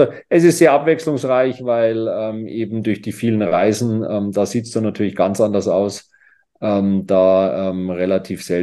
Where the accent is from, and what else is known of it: Herzogenaurach, Bavaria, Germany; born or raised there; now in Kitzbühel, Austria